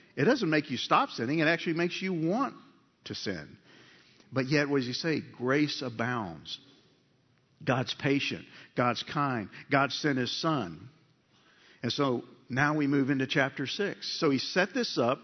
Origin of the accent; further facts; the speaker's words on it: United States; We're American-born men